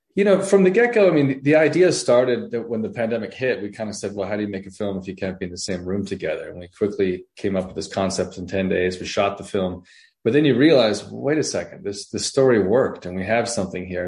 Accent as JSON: {"language": "English", "country": "Canada", "moved": "yes", "said": "I'm actually from Canada originally"}